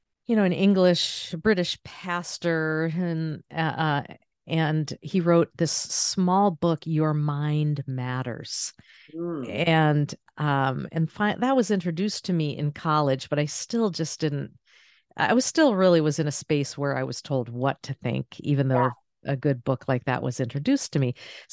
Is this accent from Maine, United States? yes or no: yes; Maine, United States; I grew up in Northern Maine, so the outdoor space, and that was very much a part of my upbringing